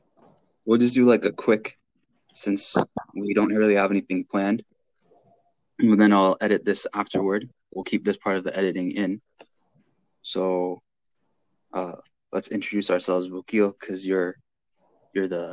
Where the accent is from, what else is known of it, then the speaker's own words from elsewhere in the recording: Boston suburbs, Massachusetts, United States; I am from the Boston suburbs